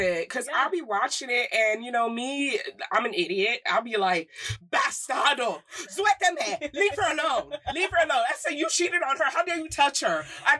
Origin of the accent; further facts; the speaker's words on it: United States; me being American, or I don't know, maybe black perspective, American